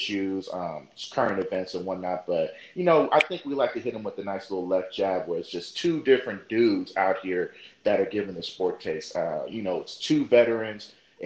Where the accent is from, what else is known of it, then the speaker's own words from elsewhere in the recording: Oakland, California, United States; I'm originally from Oakland, California